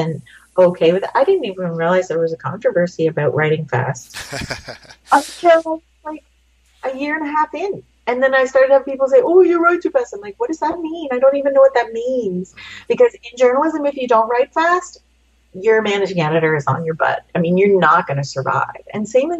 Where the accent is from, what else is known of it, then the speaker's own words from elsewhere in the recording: Canada; growing up in Canada